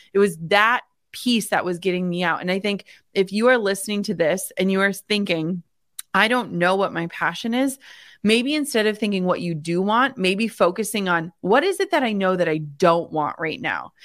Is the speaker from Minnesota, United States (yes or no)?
yes; Minnesota, United States; I grew up in the Midwest in small town Minnesota.